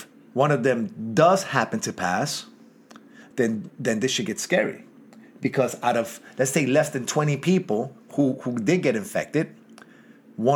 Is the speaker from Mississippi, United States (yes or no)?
no; New York City, New York, United States; Kensington, New York, my hometown.